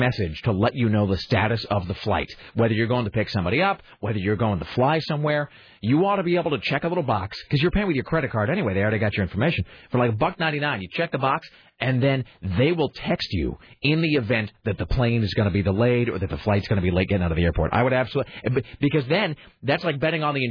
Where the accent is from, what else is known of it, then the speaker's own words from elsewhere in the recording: Kennewick, Washington, United States; now in Portland, United States; growing up in Kennewick